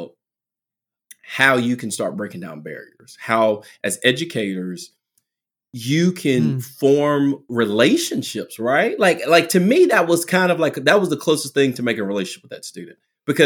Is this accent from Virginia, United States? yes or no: yes; Southwest Virginia, United States; accent: country; I'm very country. You know, I'm from Southwest Virginia.